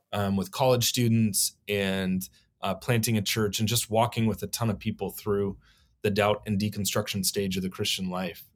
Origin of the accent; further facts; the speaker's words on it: Oregon, United States; also born or lived in New Mexico; born in New Mexico, but I, I was raised here in Oregon from one on